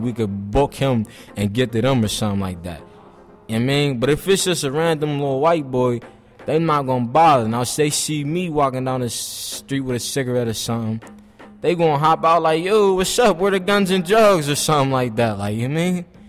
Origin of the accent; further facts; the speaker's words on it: Pittsburgh, Pennsylvania, United States; I'm 19, I'm from Homewood